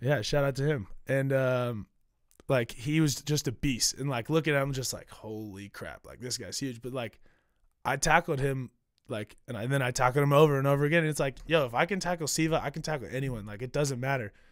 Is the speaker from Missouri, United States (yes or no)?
yes; Kansas City, Missouri, United States; moved away as an adult; now in New York, United States; born and raised in Kansas City.